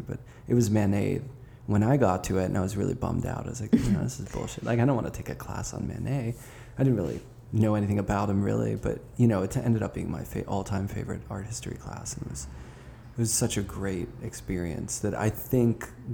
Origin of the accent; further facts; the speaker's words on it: Pittsburgh, Pennsylvania, United States; Growing up in Pittsburgh